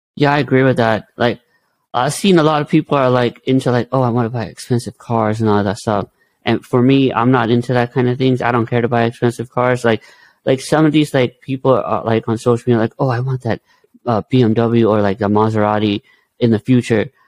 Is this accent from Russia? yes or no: no; India; I'm Indian, so we believe in Hinduism